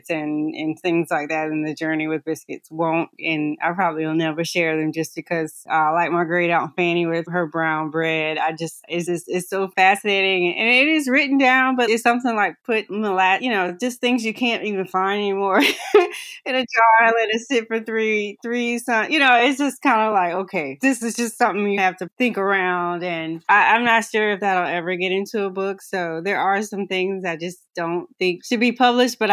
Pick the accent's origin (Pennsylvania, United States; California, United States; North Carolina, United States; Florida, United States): North Carolina, United States; I'm from North Carolina